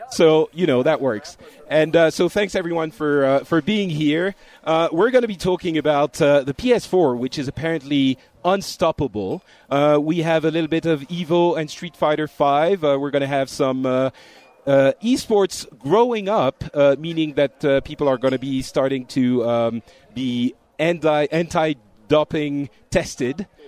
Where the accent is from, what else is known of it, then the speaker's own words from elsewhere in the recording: Florida, United States; I'm from Florida